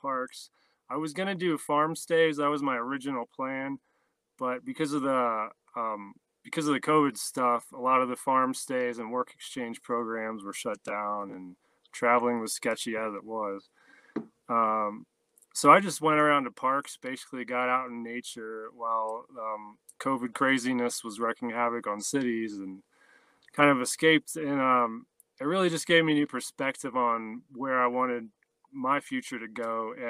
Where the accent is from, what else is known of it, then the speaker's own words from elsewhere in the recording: Ohio, United States; moved away; I grew up in Ohio, not far from where you're at, in the city